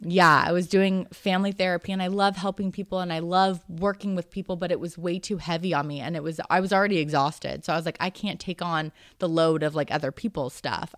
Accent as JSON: {"language": "English", "area": "Marin", "region": "California", "country": "United States", "tie": "born or raised there", "moved": "as an adult", "said": "I wanted to get out of Marin"}